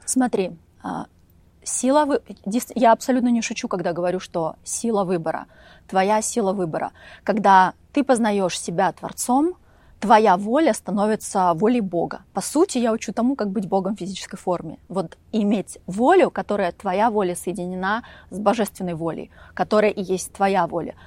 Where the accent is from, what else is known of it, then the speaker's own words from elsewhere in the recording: Volgograd, Volgograd Oblast, Russia; moved away as an adult; also born or lived in Upstate New York, United States; now in Montecito, United States; впервые я жила в Волгограде, я из Волгограда